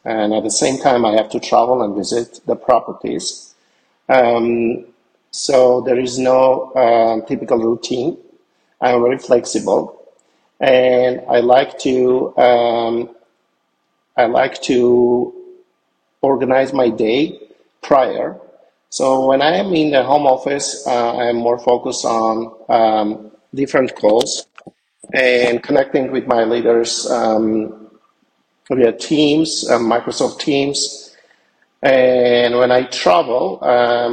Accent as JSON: {"language": "English", "town": "Yerevan", "country": "Armenia", "tie": "born or raised there", "moved": "as an adult", "lives_now": "United States", "said": "Yerevan, Armenia, where I was born and grew up and received my education"}